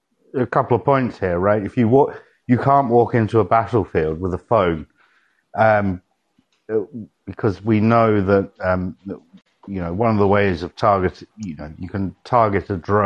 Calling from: Portugal; I'm calling in from Portugal.

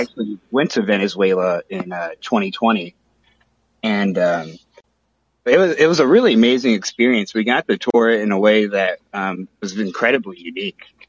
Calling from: Springfield, Missouri, United States; I'm calling from um, Springfield, Missouri

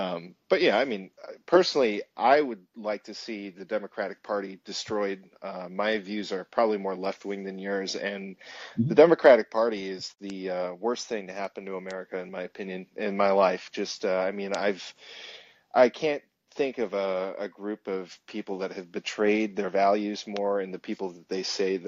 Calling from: Illinois, United States; In Northern Illinois.

